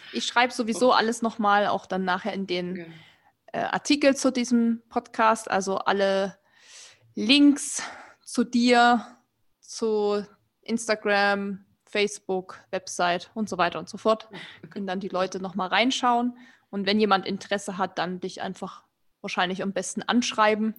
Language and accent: German; Erzgebirge, Saxony, Germany; moved away; ich komme ja eigentlich aus dem Erzgebirge, das ist ja Mittelgebirge, wo wir früher super viel Schnee hatten